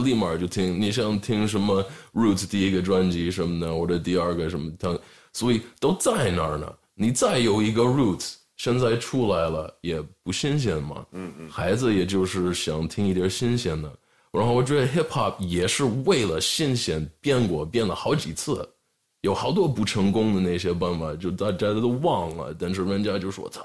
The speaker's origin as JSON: {"language": "Chinese", "town": "Los Angeles", "region": "California", "country": "United States", "tie": "born or raised there", "said": "我是在洛杉矶这边长大"}